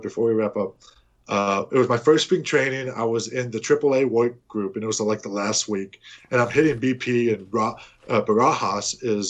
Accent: Corpus Christi, Texas, United States; moved away as an adult; also born or lived in Austin, Texas; we're from Corpus

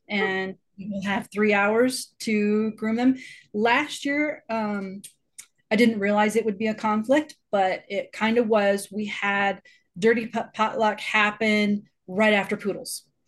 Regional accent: Colorado Springs, Colorado, United States; I am from Colorado Springs

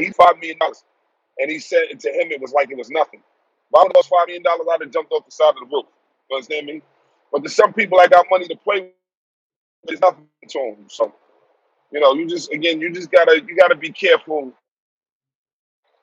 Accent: New York City, New York, United States; also born or lived in Texas; I'm originally from Brooklyn, New York. Born and raised.

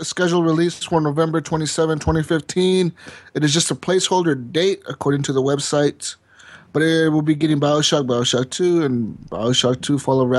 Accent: United States; we're American.

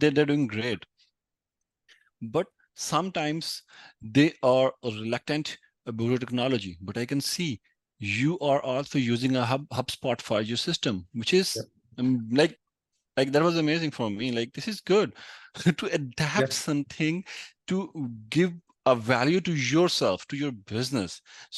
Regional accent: Pakistan; And by the way, here I'm from Pakistan

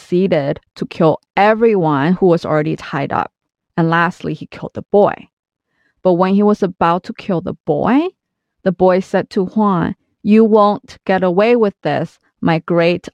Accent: China; I grew up in China in the 90s

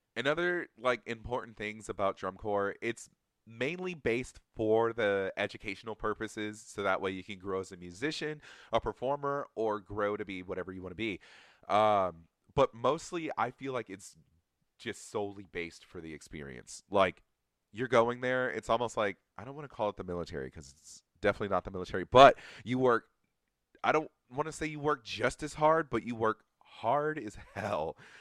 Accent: Atlanta, Georgia, United States; I'm from Atlanta, Georgia

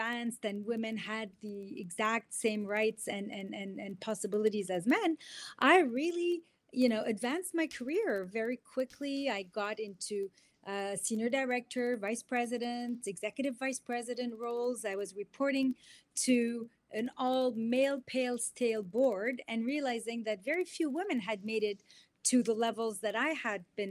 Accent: Beirut, Beirut Governorate, Lebanon; moved away as an adult; now in Canada; I was born in Beirut and I grew up through the Lebanese Civil War.

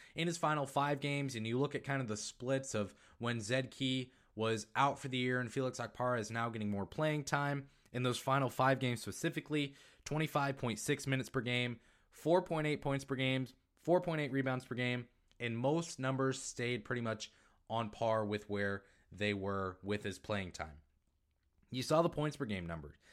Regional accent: Maine, United States; accent: northeastern; moved away; I was born in Maine

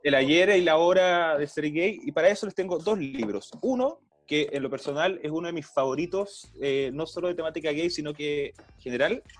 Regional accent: Coyhaique, Aysén, Chile; moved away as an adult; also born or lived in Valparaíso Region; now in Santiago, Chile; cuando era chico en Coyhaique

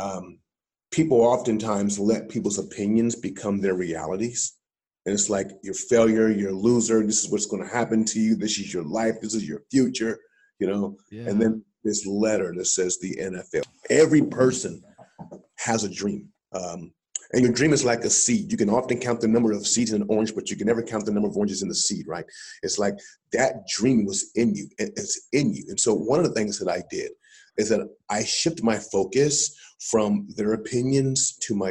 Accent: Columbus, Ohio, United States; I was born and raised in Columbus, Ohio

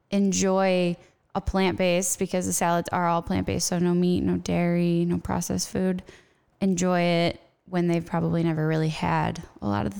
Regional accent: Midwest, United States; moved away as an adult; also born or lived in Hawaii; now in Nebraska, United States; I am born and raised in the Midwest, but when I left, I was like, I am never living there again. Now I'm like in the sun, but it's great. So we came back and started the farm

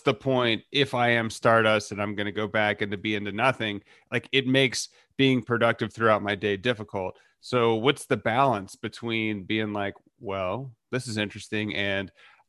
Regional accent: Texas, United States; I'm from Texas. You can be like, oh, crazy to live in Texas.

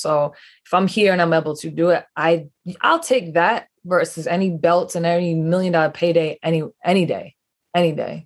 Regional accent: East Providence, Rhode Island, United States; I grew, grew up in East Providence, Rhode Island.

